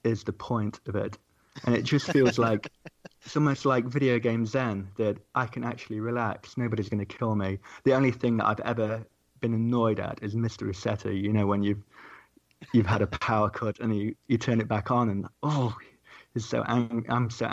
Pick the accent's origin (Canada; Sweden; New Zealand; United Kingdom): United Kingdom; accent: British; I was from the UK